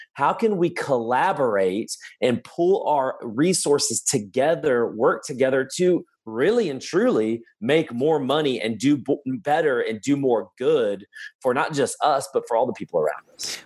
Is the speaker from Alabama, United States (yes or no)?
yes; Birmingham, Alabama, United States; I'm from Birmingham, Alabama